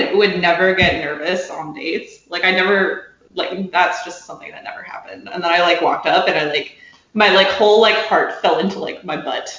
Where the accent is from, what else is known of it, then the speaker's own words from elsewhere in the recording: Colorado, United States; I'm from Colorado. That's just how we talk.